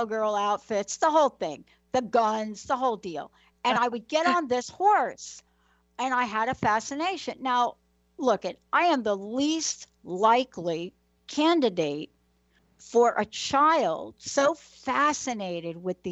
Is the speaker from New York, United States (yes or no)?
yes; New York City, New York, United States; When I was young, I'm a girl from the Bronx, New York.